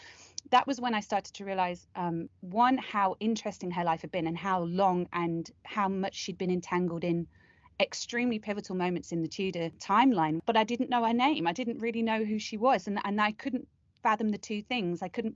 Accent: Leicestershire, East Midlands, United Kingdom; I'm from Leicestershire

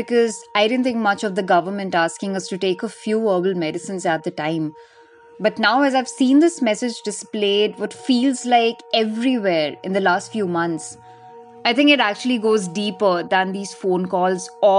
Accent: Dehradun, Uttarakhand, India; moved away; I managed to catch a flight to my hometown once the travel restrictions were off. And when I reached Dehradun

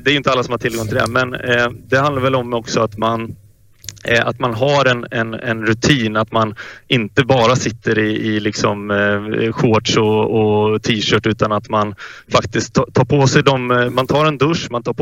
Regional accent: Västgötaslätten, Västra Götaland, Sweden; moved away; also born or lived in Stockholm; det var ju för att jag faktiskt flyttade till eh, Västgötaslätten. Så att jag, eller jag flyttade hem från Stockholm.

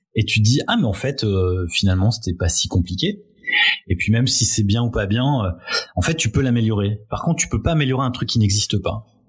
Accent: France; en tant que Français

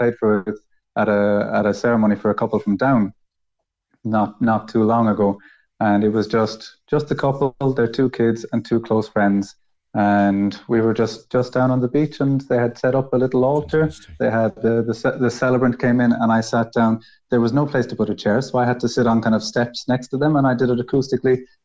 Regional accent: Ireland; moved away as an adult; now in Spain; I'm Irish

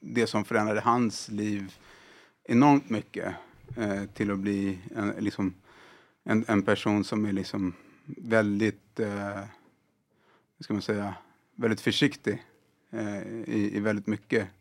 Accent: Sweden; jag är född och uppvuxen här i, i Sverige.

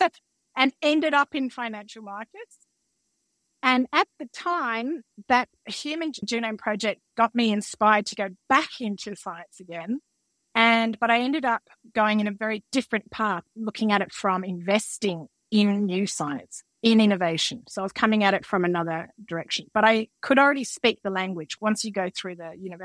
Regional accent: Canberra, Australian Capital Territory, Australia; growing up in Canberra

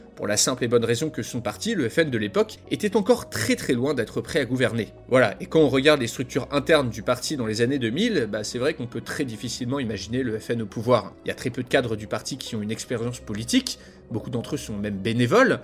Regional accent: France; en tant que Français

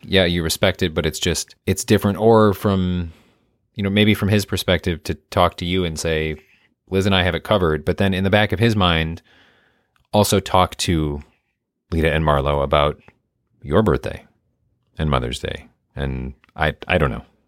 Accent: Midwest, United States; I'm from the Midwest.

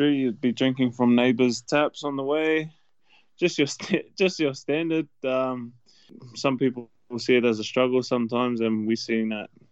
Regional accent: Sydney, New South Wales, Australia; born or raised there; also born or lived in Auckland, New Zealand / Fairfield / Minto

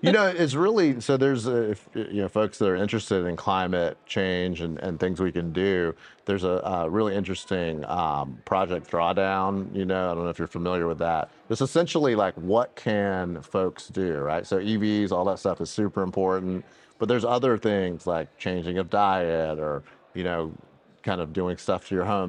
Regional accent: Robeson County, North Carolina, United States; also born or lived in Georgia; being from rural Robeson County, North Carolina

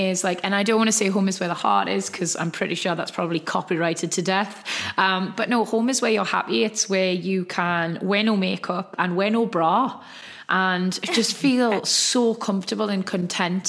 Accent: Geordie, North East England, United Kingdom; accent: Geordie; my Geordie accent

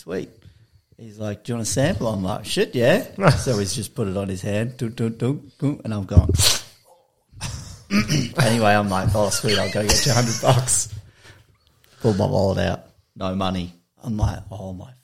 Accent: Australia; accent: Australian; I'm from Australia. Accent

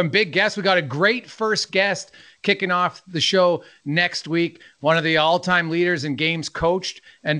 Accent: Canada; also born or lived in St. Albert, Alberta; I'm Canadian, living in St. Albert, just outside of Edmonton.

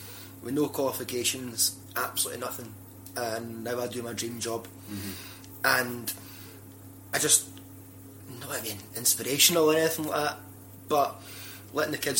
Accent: Sauchie, Scotland, United Kingdom; moved away as an adult; also born or lived in Alloa; now in Glasgow, United Kingdom; Where I grew up in Alloa and Sauchie, it's a rough place

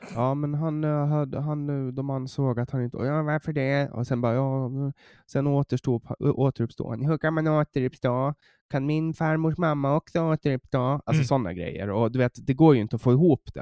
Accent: Mariehamn, Åland, Åland Islands; jag kommer från, från Mariehamn ja. på Åland

